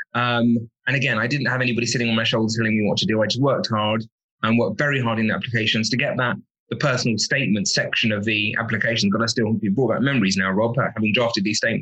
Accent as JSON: {"language": "English", "area": "Kent", "region": "South East England", "country": "United Kingdom", "tie": "born or raised there", "said": "I was born in Kent"}